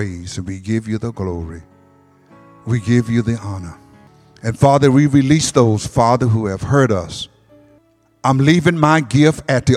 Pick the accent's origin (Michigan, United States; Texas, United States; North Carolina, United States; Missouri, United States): Michigan, United States; Detroit; I'm from Detroit